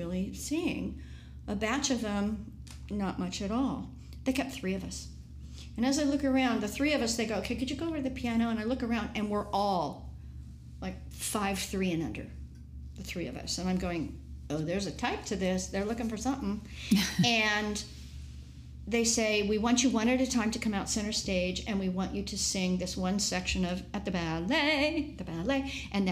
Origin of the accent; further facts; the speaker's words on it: San Mateo, California, United States; from San Mateo